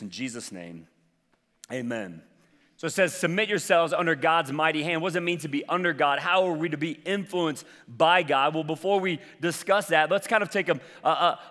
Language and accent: English; the South, United States; I'm from the South